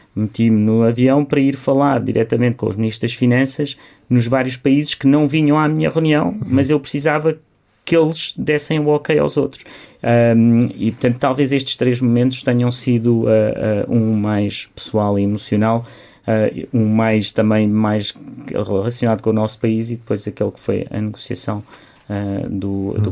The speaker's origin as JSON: {"language": "Portuguese", "town": "Beja", "region": "Alentejo", "country": "Portugal", "tie": "born or raised there", "moved": "yes", "said": "eu quero ajudar a, eh, a minha terra, quero ajudar os jovens da minha terra"}